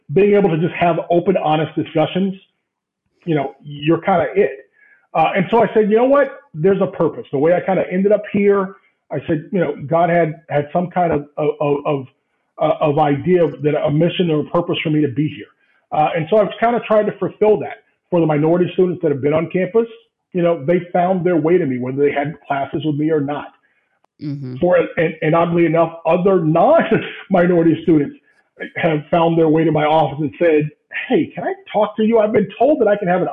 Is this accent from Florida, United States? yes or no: yes; Central Florida, United States; moved away as an adult; now in Grove City, United States; I'm from Central Florida